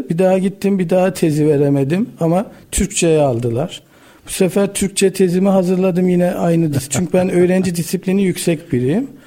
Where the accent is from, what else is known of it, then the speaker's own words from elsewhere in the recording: Erzurum, Turkey; Ee, dadaşım. Erzurumluyum.